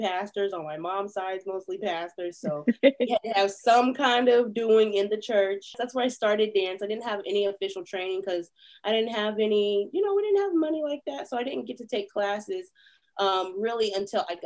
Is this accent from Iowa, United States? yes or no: no; St. Joseph, Missouri, United States; also born or lived in Kansas City, Missouri; I was in St. Joe, born and raised in St. Joe.